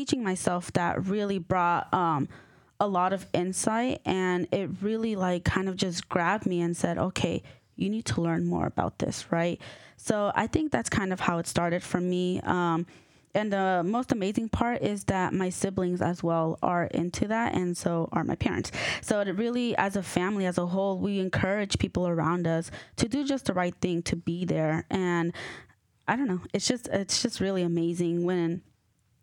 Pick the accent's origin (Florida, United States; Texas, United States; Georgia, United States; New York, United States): Georgia, United States; Norcross; I was born and raised in Georgia